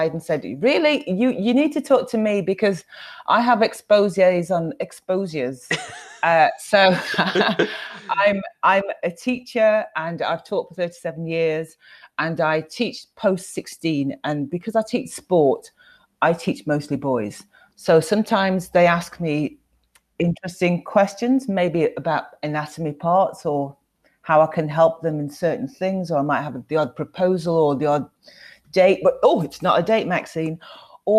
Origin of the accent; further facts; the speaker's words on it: West Midlands, United Kingdom; moved away as an adult; now in Sheffield, United Kingdom; I was born in the West Midlands, and it also has a bit of a nickname called the Black Country. It's not just because of people in the Caribbean that went there. It was about the industry at the time. So, and then I grew up there